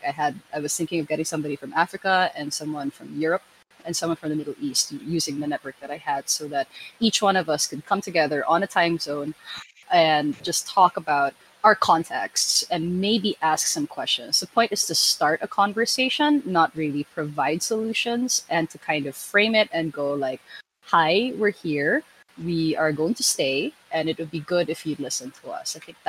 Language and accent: English; Philippines; also born or lived in Manila; I'm coming to you from a lovely evening in Futureland, Manila. I am a queer designer and I'm Filipino.